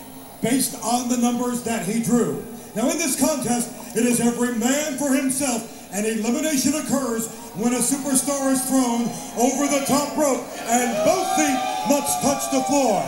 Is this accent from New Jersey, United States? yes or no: no; Texas, United States; the two guys from my home state